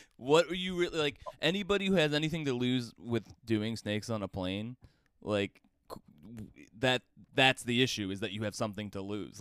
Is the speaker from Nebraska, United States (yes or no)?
no; Ohio, United States; born or raised there